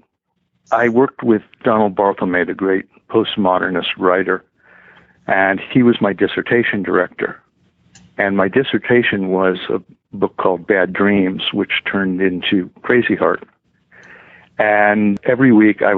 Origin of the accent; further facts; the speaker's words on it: just outside of Tucson, Arizona, United States; I grew up in Arizona, just outside of Tucson